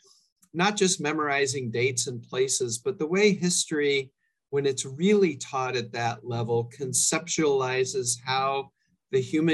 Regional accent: Orinda, California, United States; I grew up in Northern California, actually a bit of a rarity, a fourth generation Californian.

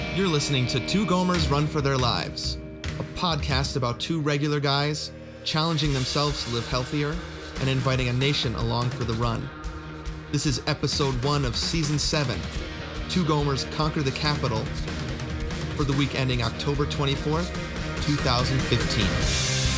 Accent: Wisconsin, United States; I'd say Wisconsin, 'cause I did a lot of my development, developmental years there

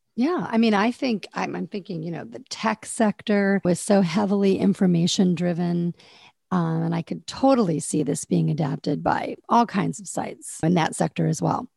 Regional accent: Fort Wayne, Indiana, United States; moved away; I'm originally from Fort Wayne, Indiana

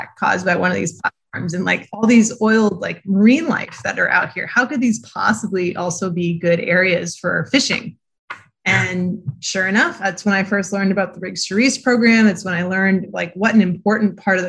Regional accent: New Hampshire, United States; moved away; I'm actually originally from New Hampshire

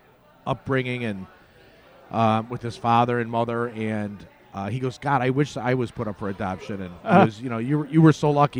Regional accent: Oakland, California, United States; I grew up in Gerald's

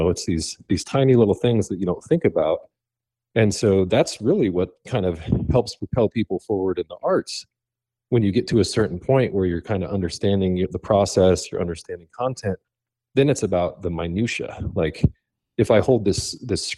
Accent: Laramie, Wyoming, United States; I grew up in Laramie, Wyoming

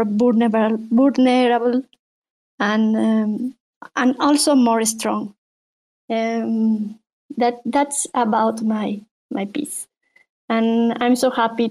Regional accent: Bolivia; now in Mexico; I'm from Bolivia and live in Mexico

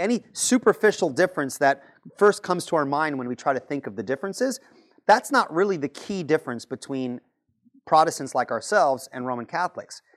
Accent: Patchogue, New York, United States; now in North Carolina, United States; Originally, I was born and raised in Patchogue, uh, New York, Long Island, right here

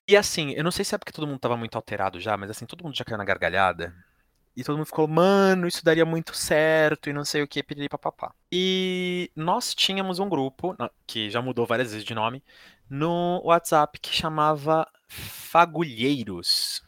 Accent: São Paulo, Brazil; eu fui nascido e criado aqui em São Paulo

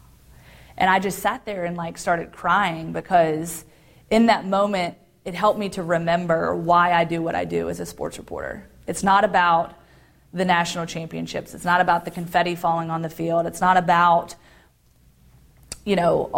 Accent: Roanoke, Virginia, United States; also born or lived in Guantanamo Bay, Cuba; I grew up in Roanoke, Virginia, in what you would consider a middle-class family

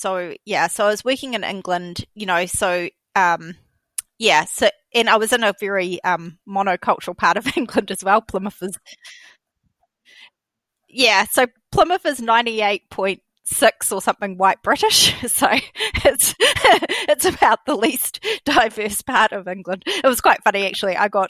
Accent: Tokelau; Or, you know, I'm from Tokelau and Tokelauans don't do maths

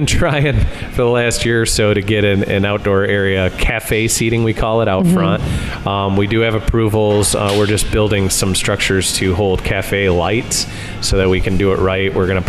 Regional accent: Kalamazoo, Michigan, United States; also born or lived in Stevensville, Michigan; So I lived here for a very short while. I was probably 4 when we moved, but I've kind of grown up in the Kalamazoo area

